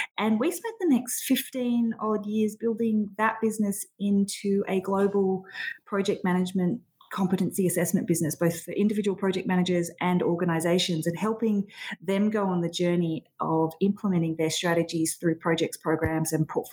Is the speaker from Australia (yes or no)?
yes; Sydney, New South Wales, Australia; moved away as an adult; now in Melbourne, Australia; Sydney was home originally. Melbourne is most definitely home now, though.